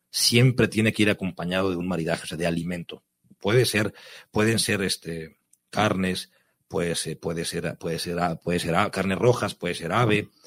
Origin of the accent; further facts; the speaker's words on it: Ensenada, Baja California, Mexico; si es de mi tierra, pues qué tanto mejor, si es de Ensenada